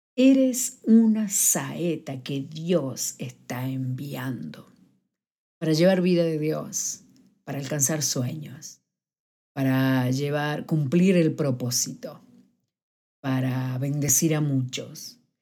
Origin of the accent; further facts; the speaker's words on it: Argentina; now in Madrid, Spain; soy argentina